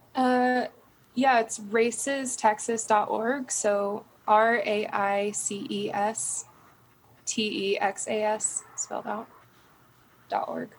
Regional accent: Derby, Kansas, United States; also born or lived in Topeka, Kansas / El Dorado, Kansas; moved to Derby, Kansas for most of my childhood and high school and everything

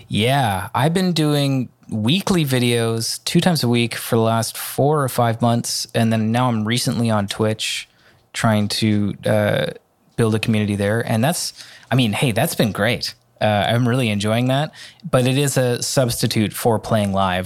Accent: Vancouver, British Columbia, Canada; in my hometown. If there's a, in Vancouver

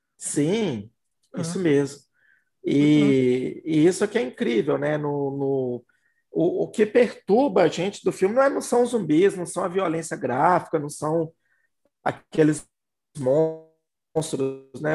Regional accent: Belo Horizonte, Minas Gerais, Brazil; BH, gente, eu sou de Belo Horizonte, Minas Gerais, tá? A gente aqui fala, fala BH.

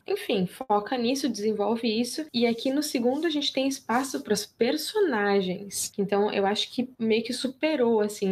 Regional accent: Rio Grande do Sul, Brazil; eu sou gaúcha

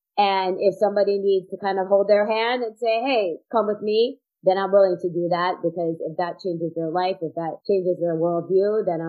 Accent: Jamaica; there's a joke about being Jamaican there, you know, you have like 9 jobs.

